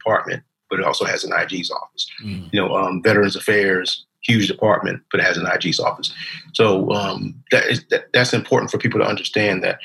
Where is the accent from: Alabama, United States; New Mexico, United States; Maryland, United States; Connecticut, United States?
Maryland, United States; Baltimore; I grew up in Baltimore, Maryland